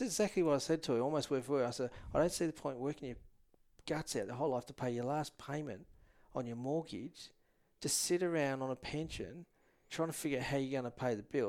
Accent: Perth, Western Australia, Australia; and I was from Perth and Jewish group

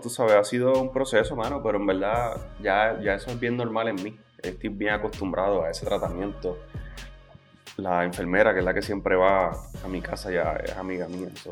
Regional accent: Las Piedras, Puerto Rico; jugaba baloncesto en el equipo de Las Piedras, que es el pueblo de donde yo vengo

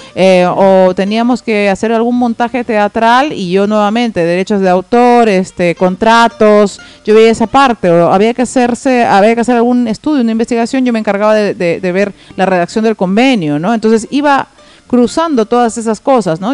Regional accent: Tacna, Peru; moved away as an adult; now in Lima, Peru; yo hace 12 años ya vivo en Lima y cuando recién me vine de Tacna a Lima

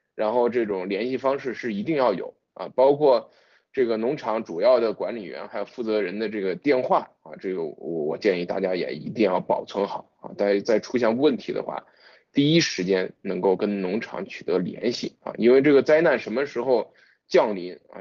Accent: China; 我们中国人

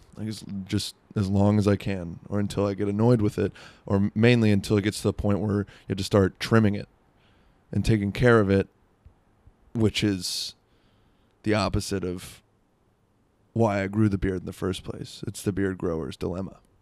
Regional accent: South Florida, United States; I'm from South Florida.

